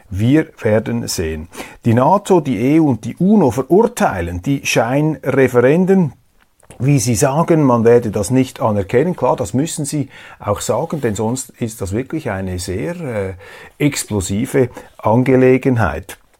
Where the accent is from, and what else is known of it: Switzerland